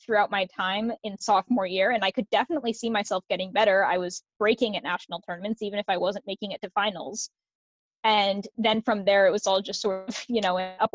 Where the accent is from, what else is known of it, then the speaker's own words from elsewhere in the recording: Roosevelt, Iowa, United States; I am also from Roosevelt